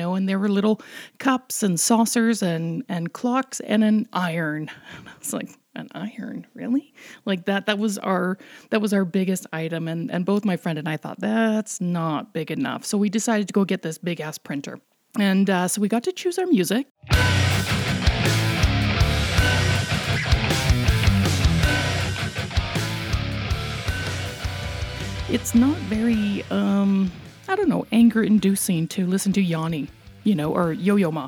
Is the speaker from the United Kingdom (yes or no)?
no; Canada; We're so Canadian